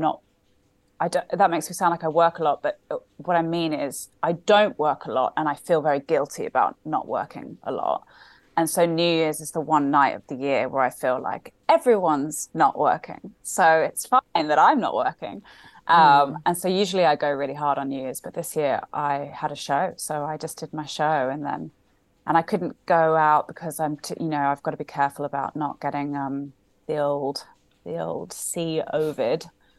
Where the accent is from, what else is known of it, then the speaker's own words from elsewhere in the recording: Sydney, New South Wales, Australia; I am Australian. I grew up in Sydney. My dad is Australian, my mum's British, so I grew up in Sydney, went to school there, considered myself Australian. Just I lost my accent.